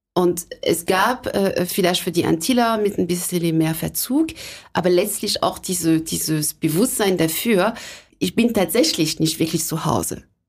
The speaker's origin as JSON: {"language": "German", "town": "Sarcelles", "region": "Île-de-France", "country": "France", "tie": "born or raised there", "also_born_or_lived": "Lake Constance, Germany", "second_language": "German", "moved": "as an adult", "lives_now": "Hamburg, Germany", "said": "geboren und aufgewachsen bin ich in der Nähe von Paris, weil meine Eltern sich da kennengelernt haben"}